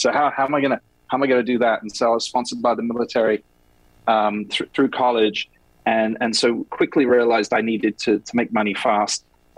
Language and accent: English; England, United Kingdom; now in New York, United States; You know, I'm English, as you can probably hear. I live here in New York, married to an American woman.